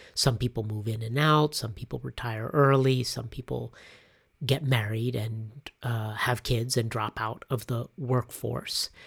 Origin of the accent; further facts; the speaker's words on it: United States; moved away as an adult; also born or lived in Cochabamba, Bolivia; back to the US to mark that moment when I was headed back to my home country